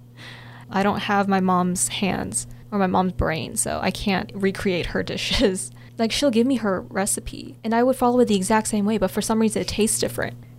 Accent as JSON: {"language": "English", "country": "United States", "tie": "born or raised there", "first_language": "Korean", "said": "I was born and raised here in the US"}